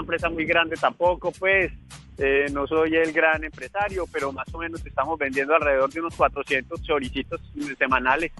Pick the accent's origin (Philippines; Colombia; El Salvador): Colombia; Manizales, Caldas; now in Paris, France; soy un emprendedor colombiano